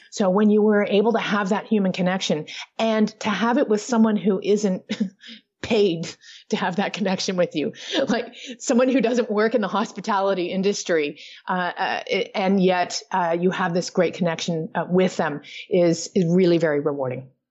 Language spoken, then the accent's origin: English; Toronto, Ontario, Canada; I do have a home base now, uh, back in my hometown of Toronto, Canada